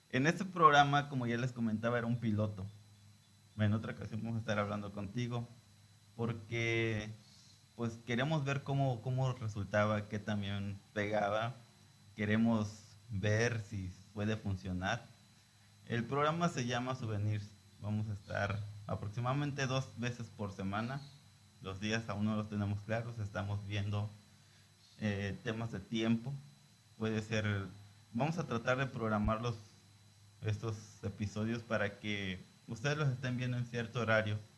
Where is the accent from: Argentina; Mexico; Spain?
Mexico; Lázaro Cárdenas, Michoacán; Transmitimos desde Lázaro Cárdenas, Michoacán, desde el puerto de Lázaro Cárdenas. Somos costeños, ¿verdad?